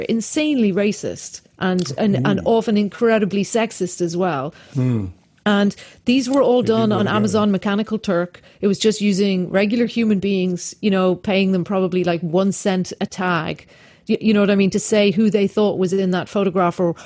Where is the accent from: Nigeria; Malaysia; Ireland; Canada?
Ireland; I'm Irish.